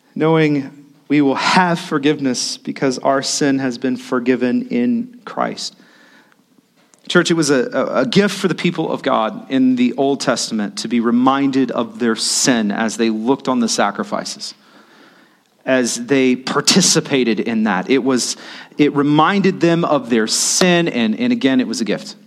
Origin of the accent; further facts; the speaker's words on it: United States; As the American church